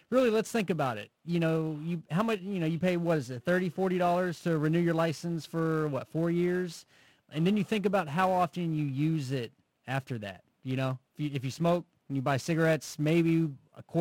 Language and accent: English; United States; I'm an American.